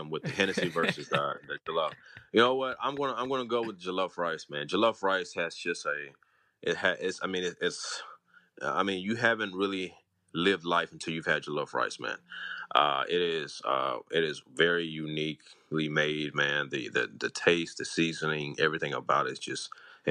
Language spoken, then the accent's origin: English; Houston, Texas, United States; me and my siblings were born and raised here in Houston, Texas